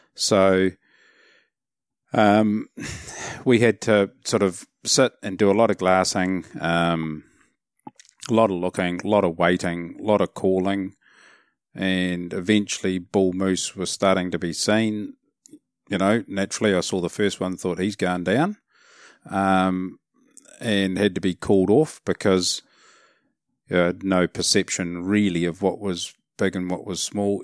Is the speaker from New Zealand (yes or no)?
yes; New Zealand; as a Kiwi